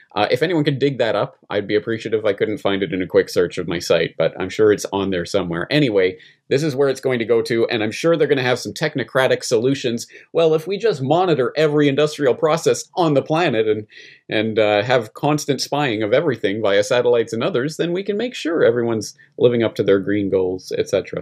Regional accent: Canada; now in Japan; I'm Canadian in Japan

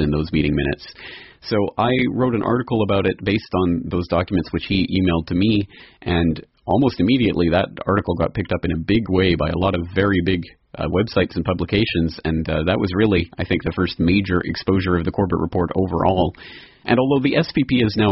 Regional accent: Calgary, Alberta, Canada; my hometown of Calgary

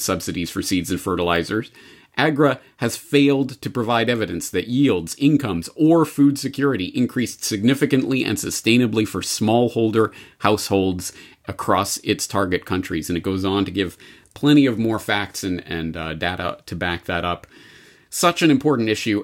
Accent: Canada; as a Canadian

